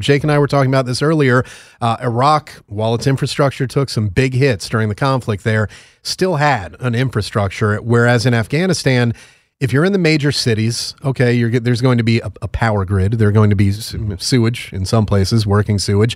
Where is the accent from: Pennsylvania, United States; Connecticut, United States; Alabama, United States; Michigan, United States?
Connecticut, United States; growing up in Connecticut, my family are like University of Connecticut fans.